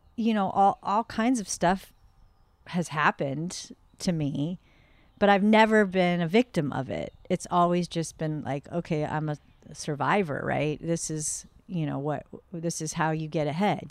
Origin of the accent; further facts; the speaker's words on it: the Northwest, Pacific Northwest, United States; moved away as an adult; now in North County, San Diego, United States; I grew up in the Northwest